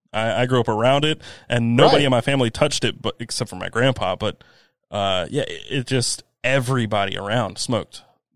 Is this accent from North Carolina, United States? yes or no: yes; King, North Carolina, United States; I come from a massive, massive tobacco town. I grew up in King, North Carolina, which is a suburb of Winston-Salem.